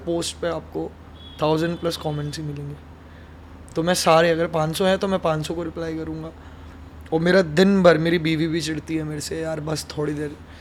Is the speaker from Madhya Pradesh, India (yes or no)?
yes; Vidisha, Madhya Pradesh, India; moved away as an adult; also born or lived in Bhopal / Indore; now in Mumbai, India; वो भी मेरे होम टाउन से हैं हम दोनों विदिशा से